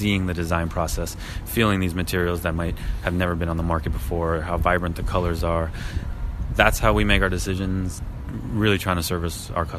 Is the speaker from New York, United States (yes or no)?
yes; New York, United States; You know, I'm from New York, so New York is definitely where I gathered a lot of inspiration.